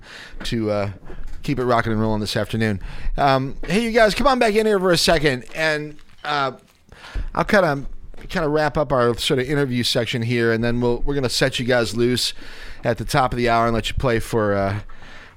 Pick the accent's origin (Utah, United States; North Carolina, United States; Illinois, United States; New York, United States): Illinois, United States; Chicago; moved away; I'm from Chicago